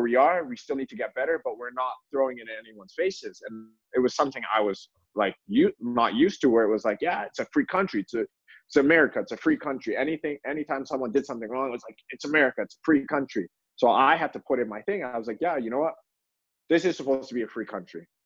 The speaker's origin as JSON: {"language": "English", "town": "Toronto", "region": "Ontario", "country": "Canada", "tie": "born or raised there", "also_born_or_lived": "Louisville, Kentucky", "moved": "yes", "lives_now": "Los Angeles, United States", "said": "I was in Toronto at the time, and um, yeah, I grew up in a very nice area"}